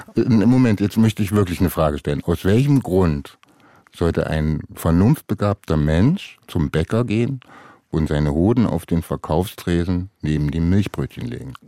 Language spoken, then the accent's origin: German; Halle, Saxony-Anhalt, Germany; Halle meine Heimatstadt